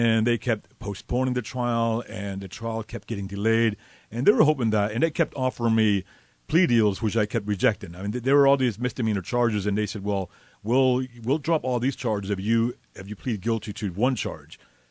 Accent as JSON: {"language": "English", "town": "Miami", "region": "Florida", "country": "United States", "tie": "born or raised there", "moved": "as an adult", "said": "I'm born and raised in Miami."}